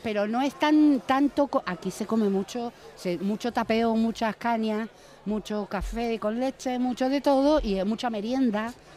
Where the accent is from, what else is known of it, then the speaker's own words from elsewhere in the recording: Buenos Aires, Argentina; also born or lived in Marbella; now in Spain; yo me crié en Buenos Aires, en plena calle Corrientes